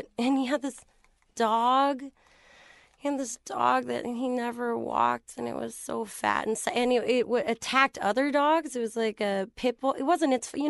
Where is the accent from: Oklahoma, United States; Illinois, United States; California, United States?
California, United States; Bay Area; I grew up in the Bay Area